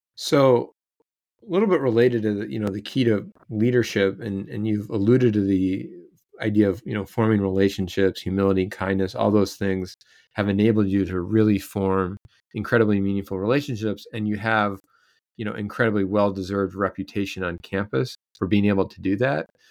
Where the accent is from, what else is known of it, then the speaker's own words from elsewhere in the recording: Iowa, United States; moved away; I'm from Iowa